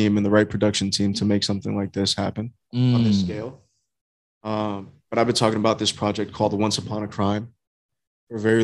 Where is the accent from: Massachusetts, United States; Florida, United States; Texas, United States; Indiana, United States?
Florida, United States; Hollywood; Originally born and raised in Hollywood, Florida.